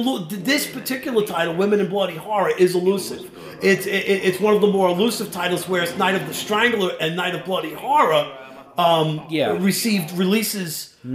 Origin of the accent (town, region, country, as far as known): New York, United States; accent: New York